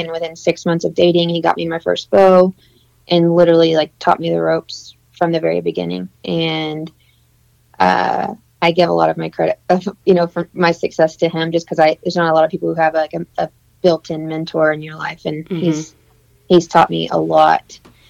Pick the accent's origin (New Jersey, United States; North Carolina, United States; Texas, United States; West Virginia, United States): Texas, United States; I'm originally from Central Texas, and I guess probably in middle school, end of middle school, I decided I was ready to get behind the weapon